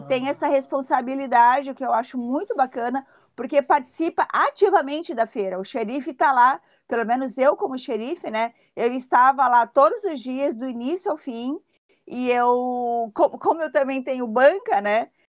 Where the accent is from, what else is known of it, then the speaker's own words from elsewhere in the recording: São Paulo, Brazil; moved away as an adult; also born or lived in London; now in Litoral Norte, Brazil; Eu sou de São Paulo, né? Eu, eu, saí de São Paulo com 21 anos